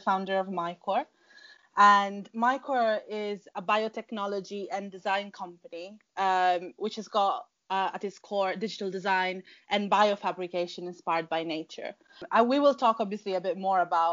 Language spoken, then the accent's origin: English; Sicily, Italy; moved away as an adult; also born or lived in London; I grew up in Sicily, in Italy